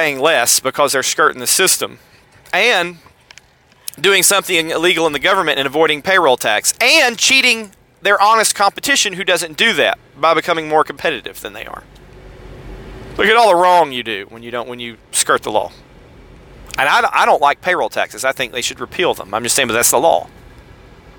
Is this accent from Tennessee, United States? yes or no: yes; Tennessee, United States; I'm from Tennessee